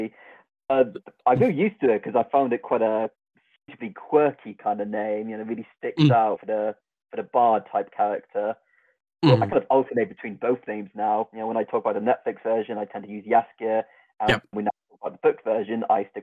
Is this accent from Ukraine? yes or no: no; Devon, South West England, United Kingdom; I'm from Devon.